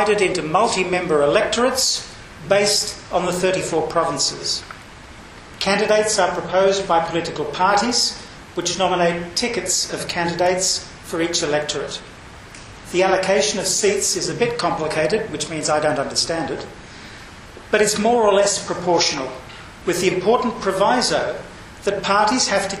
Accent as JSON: {"language": "English", "country": "Australia", "said": "I'm not Indonesian. I'm Australian."}